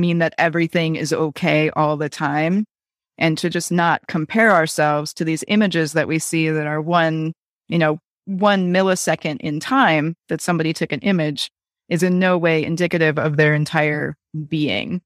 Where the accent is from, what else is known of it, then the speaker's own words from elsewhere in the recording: Wisconsin, United States; I grew up in Wisconsin